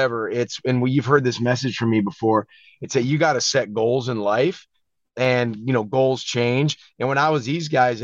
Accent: Wichita, Kansas, United States; growing up in Wichita

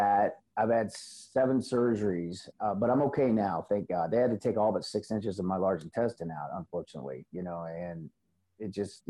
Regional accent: Missouri, United States; also born or lived in Illinois / North Carolina; I originally was born in Illinois and moved to Missouri when I was a kid. Right. And my dad had gotten custody of me, and he'd gotten remarried. So we moved to North Carolina, Jacksonville, out there at Cherry Point.

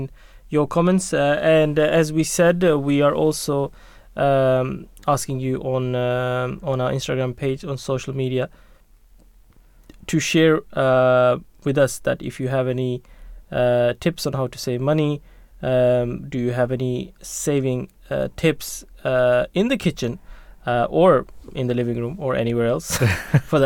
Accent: Norway; now in United Kingdom; I was born in Norway and brought up

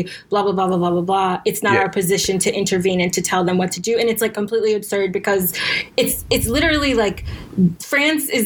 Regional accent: United States; also born or lived in New York / Virginia; I'm from America

